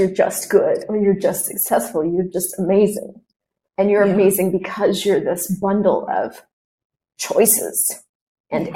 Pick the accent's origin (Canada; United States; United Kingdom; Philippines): United States; moved away; I'm American. And it's not even because I define myself as that, but I'm not Colombian. I am American